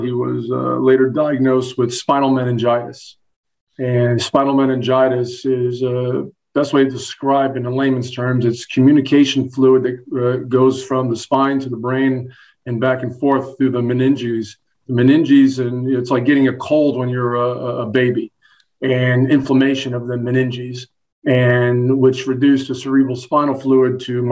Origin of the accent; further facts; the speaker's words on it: Hollywood, Florida, United States; moved away as an adult; also born or lived in New York; now in Knoxville, United States; I was born in New York, but I grew up since kindergarten in sunny South Florida, actually Hollywood, Florida